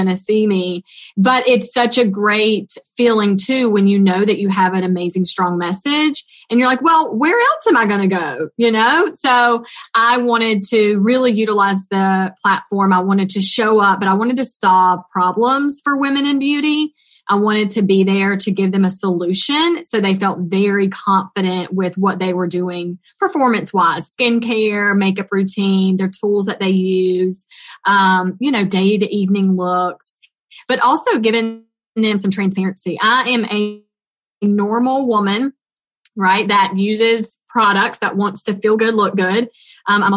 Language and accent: English; North Carolina, United States; accent: Southern twang; A little Southern twang comes out, North Carolina here